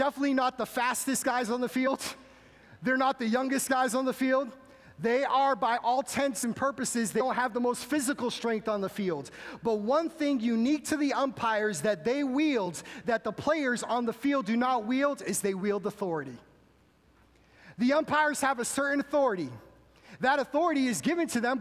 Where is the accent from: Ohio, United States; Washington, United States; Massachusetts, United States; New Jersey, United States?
Massachusetts, United States; moved away; I'm originally from Massachusetts, so being from Massachusetts, you are born and bred a Boston Red Sox fan